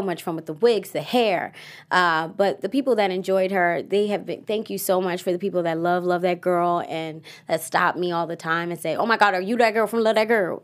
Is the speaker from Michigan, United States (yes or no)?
no; Baltimore, Maryland, United States; I am from Baltimore